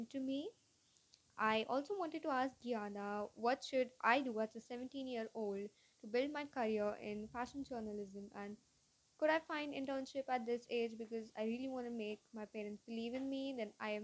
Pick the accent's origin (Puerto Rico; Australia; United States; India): India; Mumbai, Maharashtra; from Mumbai, India.